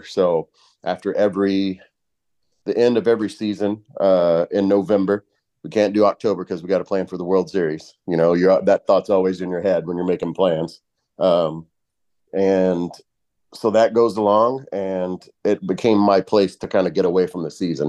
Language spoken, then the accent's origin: English; Kentucky, United States; moved away as an adult; growing up in Kentucky, for one, I grew up in a dry county